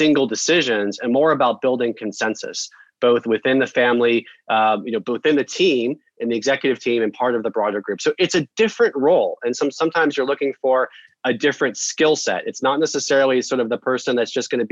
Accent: Denver, Colorado, United States; now in Boston, United States; I'm from Denver, a lifelong Broncos

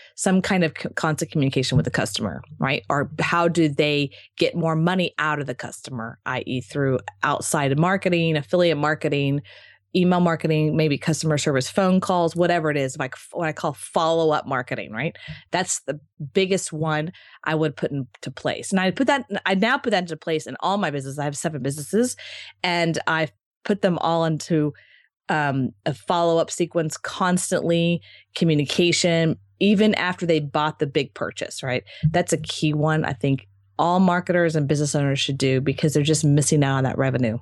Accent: Texas, United States; also born or lived in Marco Island, Florida; now in Austin, United States; I'm from Texas, so it was kind of like coming back home

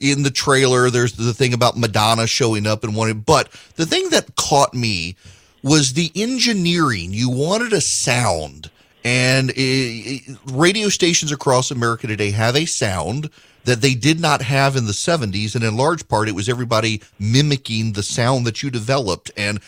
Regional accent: Dubai, United Arab Emirates; As you are aware, I grew up in Dubai.

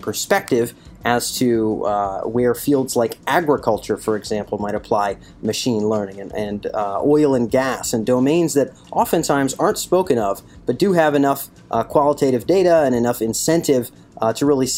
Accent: Rhode Island, United States; my home state of Rhode Island

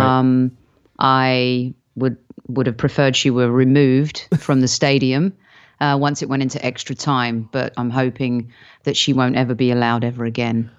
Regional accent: United Kingdom; moved away; as a Brit

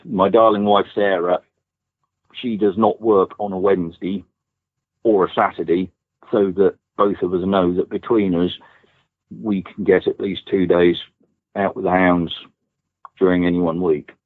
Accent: East Anglia, East of England, United Kingdom; I, I grew up in East Anglia

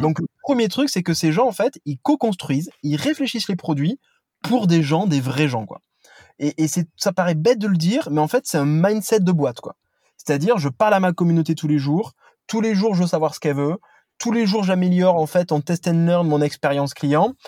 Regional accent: Toulouse, Occitania, France; now in Paris, France; je suis un Toulousain

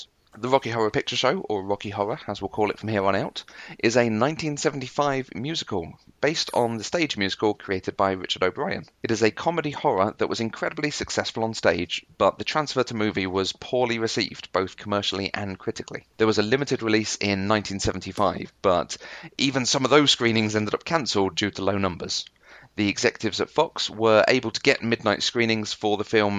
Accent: United Kingdom; I'm very British

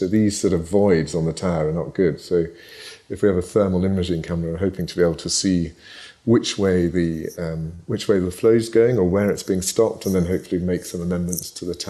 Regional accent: Scotland, United Kingdom; I was born in Ayrshire, so I was born and bred in Ayrshire. I was sent off to school, and it got beaten out of me, I think. But but no, I am 100% Scottish

